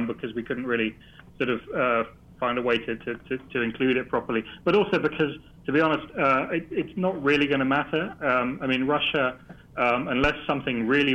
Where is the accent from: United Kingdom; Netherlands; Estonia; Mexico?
Netherlands; I'm Dutch